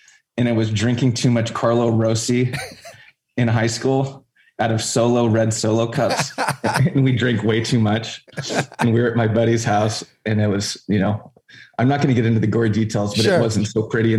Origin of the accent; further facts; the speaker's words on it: Huntington Beach, California, United States; I grew up right in Huntington Harbor, right next to Bolsa Chica Beach